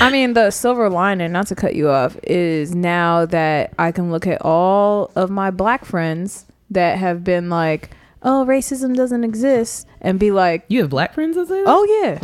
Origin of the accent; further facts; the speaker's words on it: New York, United States; I'm from New York